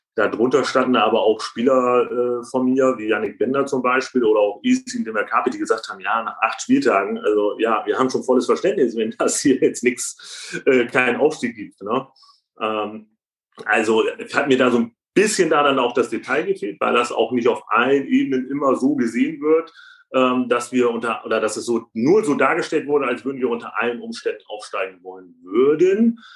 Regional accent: Bremen, Germany; ich bin auch Bremer

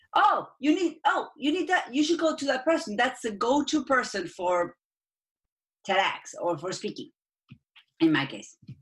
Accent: Argentina; accent: Argentine; English is a second language; moved away as an adult; now in United States; I am from Argentina. That's where my accent is from.

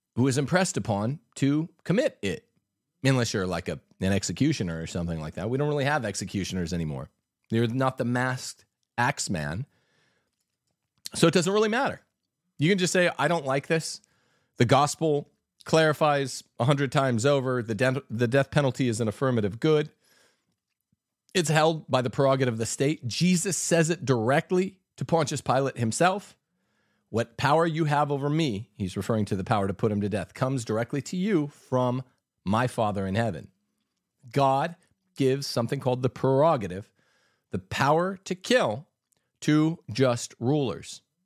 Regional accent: United States; We're American, we say Paglia.

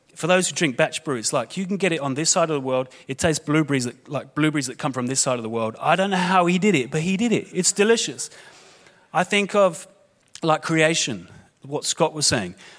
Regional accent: London, United Kingdom; moved away; I was born in London, England. You'll be able to hear my accent

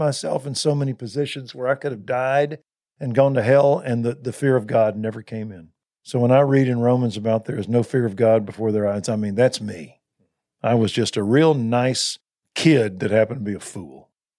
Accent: Waco, Texas, United States; I was from Waco, and I grew up in a nice little Methodist church, liberal though it was, but it was nice and ordered.

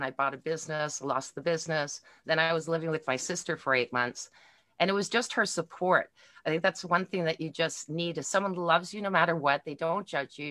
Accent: Montreal, Quebec, Canada; now in Milton, Canada; I am from originally from Montreal, Quebec, but I live in Milton, Ontario right now in Canada

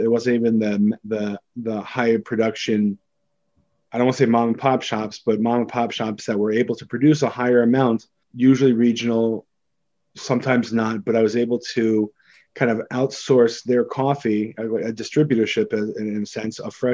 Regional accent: Seattle, Washington, United States; moved away; also born or lived in Woodinville, Washington / New York; I grew up in Seattle, and I actually grew up around the third wave coffee wave before it was cool.

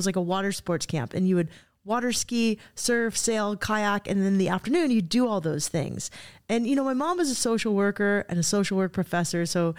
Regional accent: Cardiff, California, United States; now in Solana Beach, United States; I went to this school down the street, and I hadn't driven past it since I was a little girl.

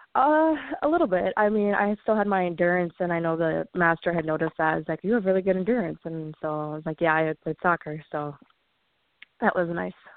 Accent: Stillwater, Minnesota, United States; So I grew up in Stillwater, Minnesota with five brothers and two sisters

